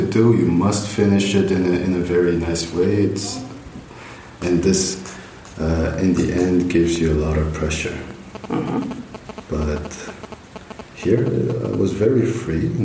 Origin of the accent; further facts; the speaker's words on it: Jeju, South Korea; English is a second language; moved away as an adult; also born or lived in Daejeon, South Korea / Canada / India; now in Germany; I'm from South Korea.